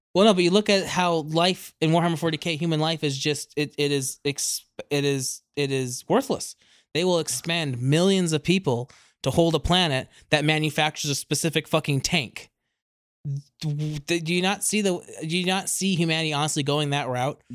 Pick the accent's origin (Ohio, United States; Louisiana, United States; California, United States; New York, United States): California, United States; moved away; also born or lived in East Coast, United States; I am originally from California and then spent the rest, mo, a lot, a lot of my life on the East Coast.